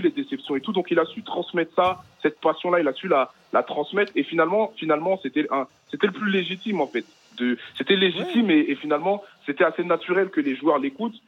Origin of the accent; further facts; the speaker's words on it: Paris, Île-de-France, France; je suis de Paris